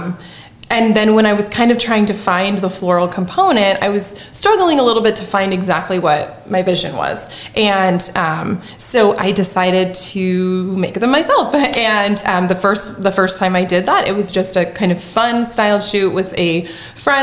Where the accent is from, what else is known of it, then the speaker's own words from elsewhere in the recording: San Luis Obispo, California, United States; moved away as an adult; now in Southern Illinois, United States; I'm from San Luis Obispo, and I moved here 12 years ago